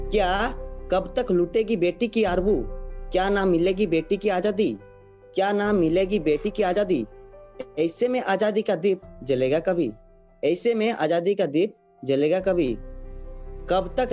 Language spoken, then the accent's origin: Hindi; Jharkhand, India; और मैं झारखंड राज्य का हूँ और मेरा जिला सरेकला खरसुआ है